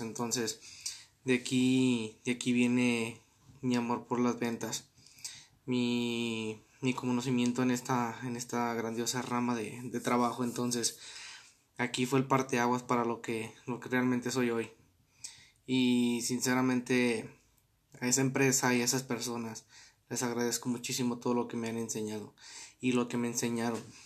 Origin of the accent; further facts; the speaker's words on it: Arandas, Jalisco, Mexico; soy de Arandas, Jalisco